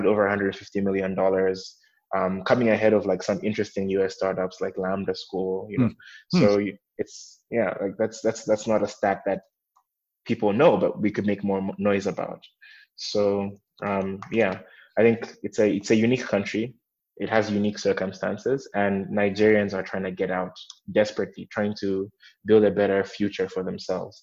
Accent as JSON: {"language": "English", "country": "Malawi", "also_born_or_lived": "East Africa / West Africa", "said": "I'm from Malawi, but I've spent quite a bit of time in East and West Africa."}